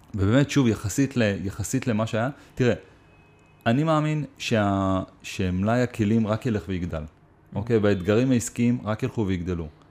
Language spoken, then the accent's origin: Hebrew; Israel